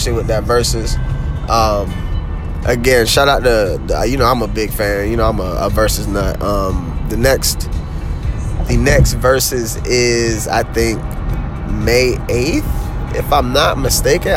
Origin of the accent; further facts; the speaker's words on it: the South, United States; I'm from the South